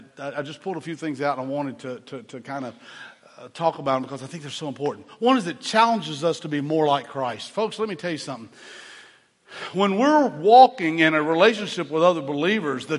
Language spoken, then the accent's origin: English; Chattanooga, Tennessee, United States; I grew up in Chattanooga, Tennessee